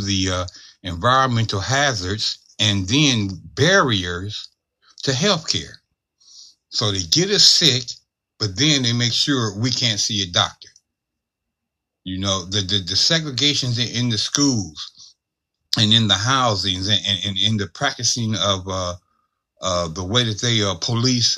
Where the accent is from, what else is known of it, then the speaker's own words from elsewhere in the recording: Cleveland, Ohio, United States; Where I grew up at in Cleveland, Ohio, I lived on the corner of 93rd